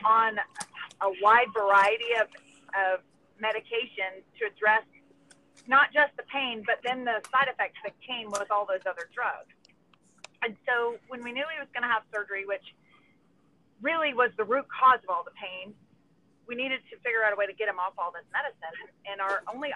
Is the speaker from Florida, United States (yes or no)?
yes; Gainesville, Florida, United States; moved away as an adult; also born or lived in Ocala, Florida / Troy, Alabama / Huntsville, Alabama; now in Alabama, United States; I grew up in Gainesville and Ocala, so I am a Gator through and through.